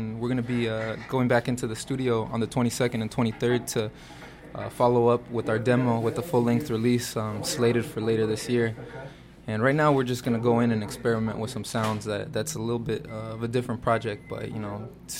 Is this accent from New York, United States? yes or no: no; Jamul, California, United States; I grew up out in San Diego area over in Jamul, California, which is 20 minutes next to Tecate, California, Baja California. And you know, I have family in Los Angeles and family all throughout Mexico.